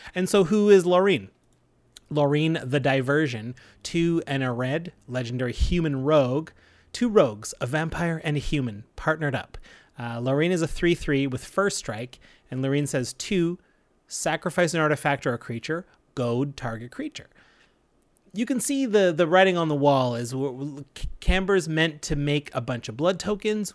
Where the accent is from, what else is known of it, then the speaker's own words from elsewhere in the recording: Canada; We're proud Canadian podcasters